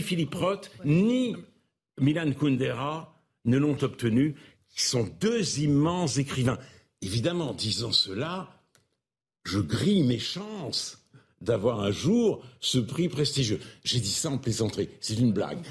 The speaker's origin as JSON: {"language": "French", "country": "France", "said": "Je ne suis pas fier d'être français"}